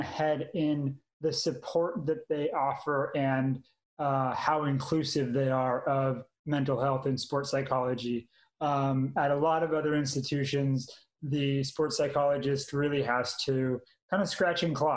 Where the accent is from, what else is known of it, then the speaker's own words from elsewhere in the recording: Manhattan Beach, California, United States; moved away as an adult; also born or lived in Utah / Iowa; now in Texas, United States; I'm originally from Manhattan Beach, California, so small little beach town